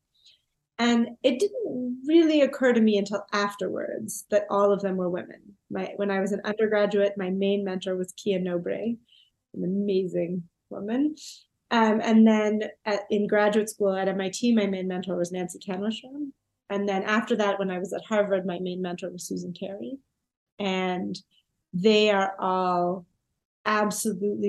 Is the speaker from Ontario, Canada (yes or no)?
yes; Toronto, Ontario, Canada; moved away as an adult; also born or lived in England; I'm from Toronto, and you know, my parents are from Toronto. My grandparents are from Toronto. The idea of leaving Toronto wasn't even in my mind, really.